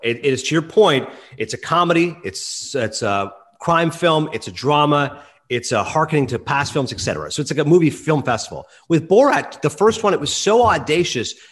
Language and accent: English; Eastern Ontario, Canada; growing up in Eastern Ontario